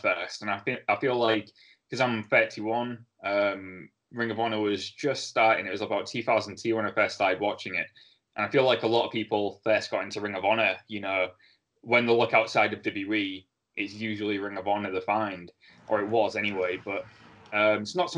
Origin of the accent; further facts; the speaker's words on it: United Kingdom; we're British.